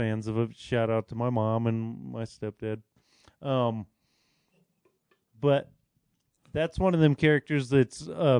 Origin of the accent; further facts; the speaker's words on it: United States; I'm American.